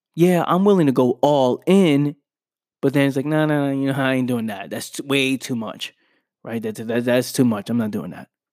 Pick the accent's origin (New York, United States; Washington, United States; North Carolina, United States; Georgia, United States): New York, United States; New York City; I was born in the Bronx, New York, where you go outside, there's gunshots